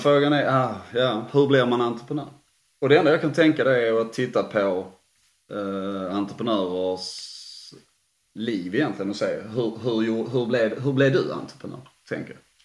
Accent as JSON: {"language": "Swedish", "country": "Sweden", "said": "jag är svensk"}